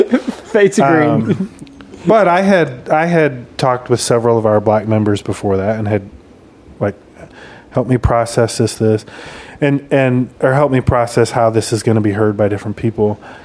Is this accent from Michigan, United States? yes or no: yes; Michigan, United States; moved away; where I grew up in Michigan